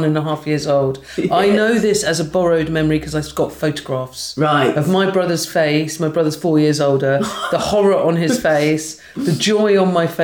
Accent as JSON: {"language": "English", "town": "Hastings", "region": "South East England", "country": "United Kingdom", "tie": "born or raised there", "also_born_or_lived": "Margate", "said": "Born in Margate, but grew up in Hastings."}